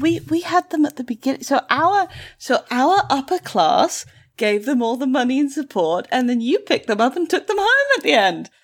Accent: United Kingdom; I am the best British person ever.

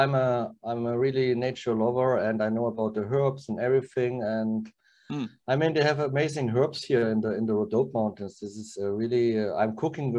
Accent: Saxony, Germany; first language German; English is a second language; moved away as an adult; also born or lived in Palma de Mallorca, Spain; now in Asenovgrad, Bulgaria; So I come from East Germany, and I grew up near forest.

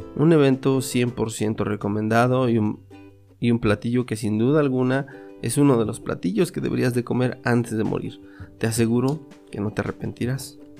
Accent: Mixteca, Mexico; en mi tierra

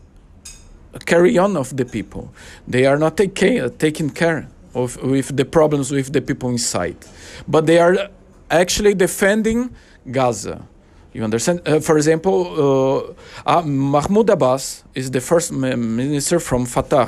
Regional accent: Brazil; English is a second language; moved away as an adult; also born or lived in Israel; I was born in Brazil.

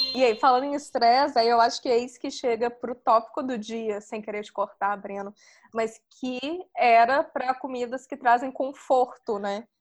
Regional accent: Brazil; now in India

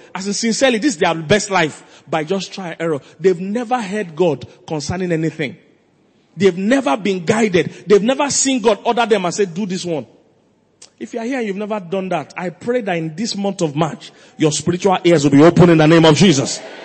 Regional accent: Lagos, Nigeria; moved away; also born or lived in Makurdi; I'm from Lagos

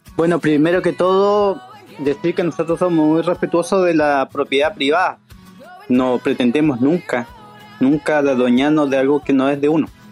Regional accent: Chiloé, Los Lagos, Chile; nos, sentimos totalmente postergados, no tanto como pueblo cuyiche, sino como chilotes

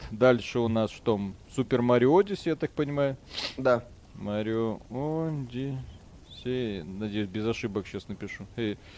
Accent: Belarus; Мы хоть и белорусы

